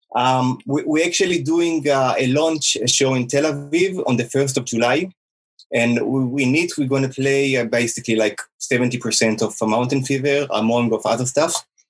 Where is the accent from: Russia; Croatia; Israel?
Israel; also born or lived in United States; we are all from Israel